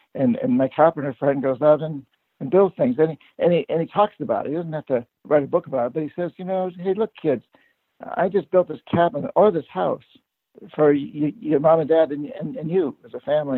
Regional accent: New Hampshire, United States; I grew up poor in New Hampshire

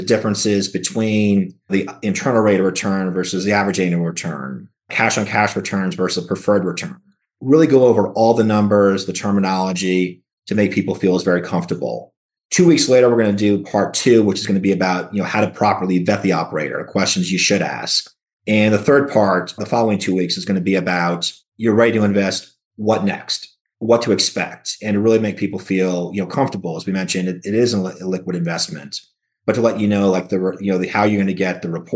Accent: New York, United States; moved away; my hometown, New York

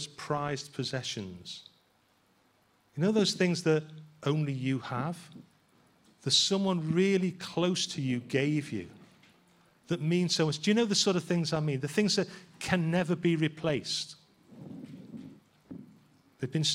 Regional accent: Liverpool, North West England, United Kingdom; being a Scouser

